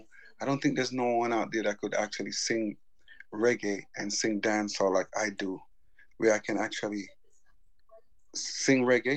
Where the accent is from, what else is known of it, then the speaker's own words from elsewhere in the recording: United States; I grew up in the States